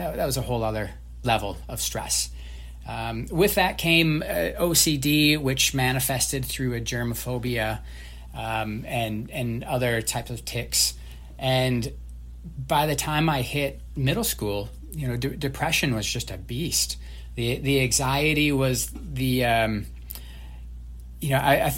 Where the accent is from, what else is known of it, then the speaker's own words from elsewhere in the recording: northern Mississippi River, Minnesota, United States; moved away; the Mississippi River, which is what my hometown bordered up against